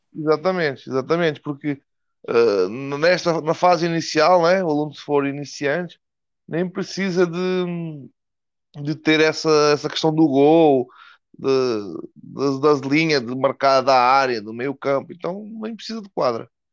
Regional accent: Portugal; moved away as an adult; now in Brazil; eu sou português, né? Eu estou morando no Brasil já faz uns, uns cinco anos

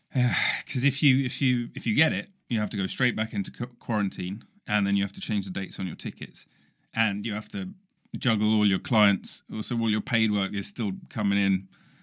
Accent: United Kingdom; ancient, in US terms, ancient, you know, as a Brit.

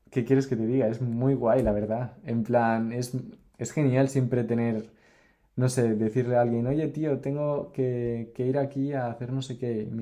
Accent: Mexico City, Mexico; born there; Y después fuimos a Ciudad de México, que es donde yo nací, cerquita

